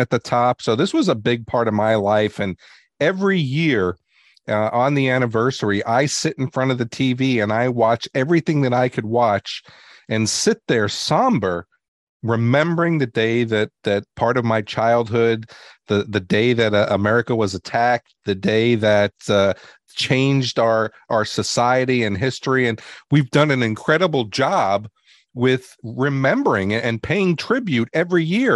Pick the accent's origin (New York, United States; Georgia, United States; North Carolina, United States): New York, United States; New York City; I grew up in New York City